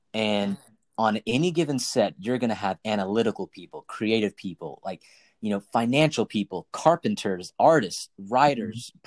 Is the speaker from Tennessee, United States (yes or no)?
yes; Knoxville, Tennessee, United States; moved away as an adult; also born or lived in Nashville, Tennessee / New York; I grew up in Knoxville, Tennessee